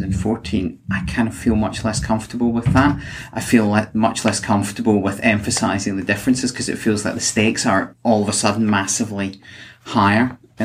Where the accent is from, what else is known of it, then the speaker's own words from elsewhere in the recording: Scotland, United Kingdom; moved away; which is just a sense that I came here to live from Scotland. Now, obviously, Scotland is in the UK, but there's a sort of migration in that.